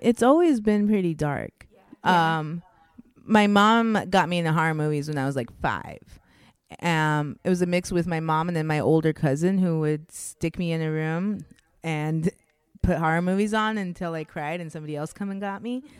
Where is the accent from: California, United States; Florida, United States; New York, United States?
California, United States; Anaheim; also born or lived in Orange, California / Miami / Victorville, California / Homeland, California; I was born in Orange, California, and then I grew up until I was 12 in Anaheim, California. So I'm an Orange County girl at heart